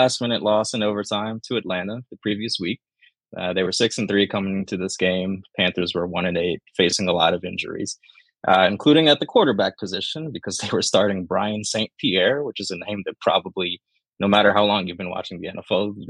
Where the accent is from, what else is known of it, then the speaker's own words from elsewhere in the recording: Nairobi, Kenya; moved away; I'm from Kenya, Nairobi, Kenya. Mm-hmm. That's where I was born